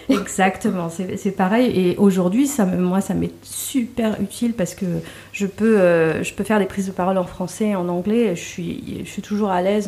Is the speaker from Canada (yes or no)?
no; Trappes, Île-de-France, France; moved away; also born or lived in Casablanca, Morocco / Guelmim, Morocco / Agadir, Morocco / United States; j'ai grandi à Trappes, euh, dans une banlieue euh, parisienne.